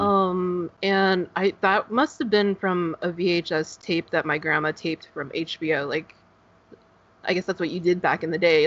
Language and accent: English; Northern California, United States; now in Southern California, United States; I, am in Southern California, um, okay. but I grew I grew up in Northern California